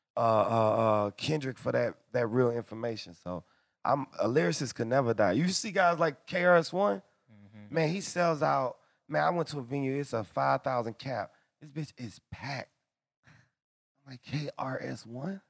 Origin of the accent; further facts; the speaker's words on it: Atlanta, Georgia, United States; I'm from the hood. I'm I'm I'm from Atlanta